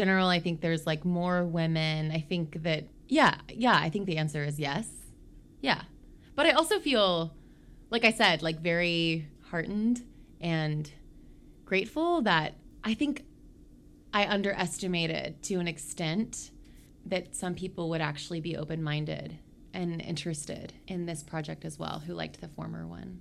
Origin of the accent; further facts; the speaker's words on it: Oklahoma, United States; I grew up in Oklahoma